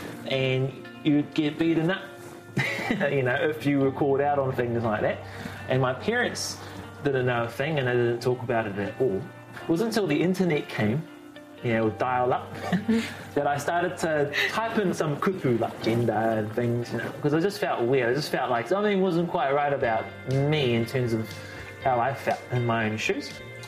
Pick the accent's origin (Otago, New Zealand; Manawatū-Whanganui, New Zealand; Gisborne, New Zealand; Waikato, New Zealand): Gisborne, New Zealand; In Gisborne, much as I love my hometown, you know, there wasn't much there. Mm. Plenty of Māori, plenty of us, plenty of te reo in our history